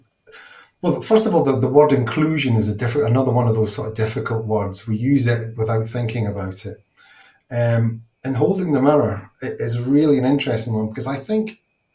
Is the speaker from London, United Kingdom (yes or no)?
no; Scotland, United Kingdom; being Scottish